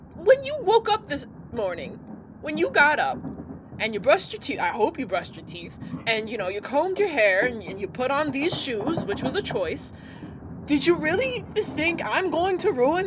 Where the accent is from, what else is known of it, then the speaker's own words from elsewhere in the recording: United States; I'm an American